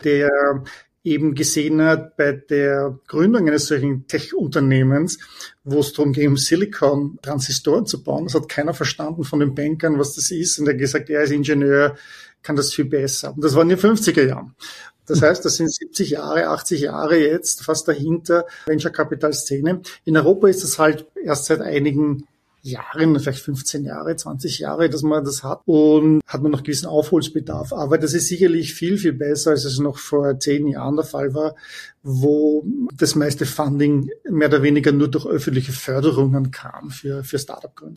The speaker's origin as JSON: {"language": "German", "region": "Vienna", "country": "Austria", "tie": "born or raised there", "also_born_or_lived": "Heidelberg, Germany", "moved": "as an adult", "lives_now": "Palo Alto, United States", "said": "ich bin ursprünglich aus Wien, bin geboren, äh, studiert und bin dann 1998 zur SAP nach Waldorf in die Zentrale nach Deutschland gezogen"}